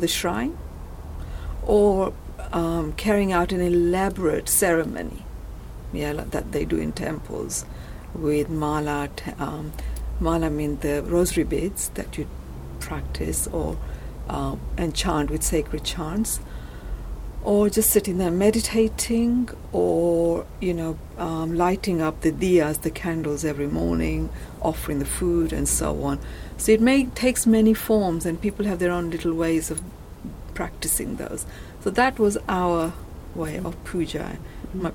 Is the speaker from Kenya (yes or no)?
yes; Kenya; now in United Kingdom; I grew up in Kenya. I was born in Kenya, and then we came to UK